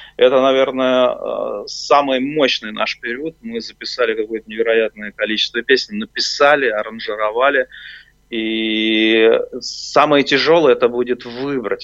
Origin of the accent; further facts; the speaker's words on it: Nizhny Novgorod, Nizhny Novgorod Oblast, Russia; now in Moscow, Russia; мне, как нижегородцу